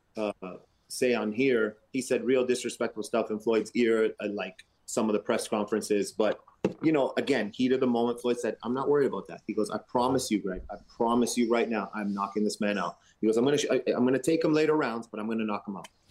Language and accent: English; Canada; we're Canadian